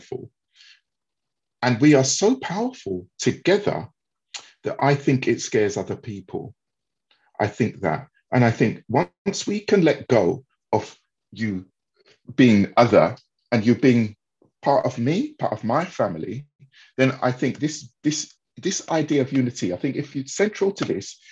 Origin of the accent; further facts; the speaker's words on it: London, United Kingdom; I grew up in Wandsworth in South London.